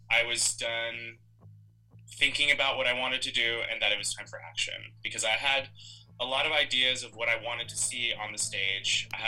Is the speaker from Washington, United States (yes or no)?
no; Central California, United States; family is from uh, Central California. Uh, we are Mexican. Uh, I actually did not grow up speaking Spanish.